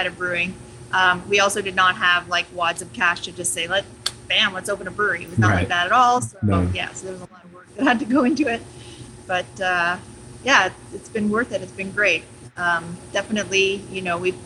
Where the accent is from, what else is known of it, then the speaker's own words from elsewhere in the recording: Montreal, Quebec, Canada; now in Uxbridge, Canada; I grew up in Montreal